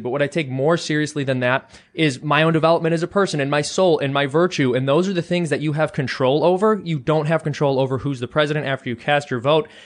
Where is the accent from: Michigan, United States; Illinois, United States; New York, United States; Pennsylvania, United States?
Illinois, United States; Chicago; moved away; I'm from the Chicago area originally.